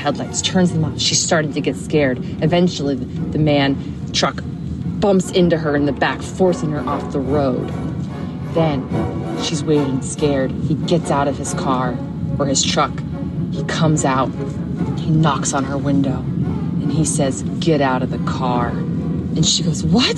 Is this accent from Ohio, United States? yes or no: no; Northern Virginia, United States; I'm from Northern Virginia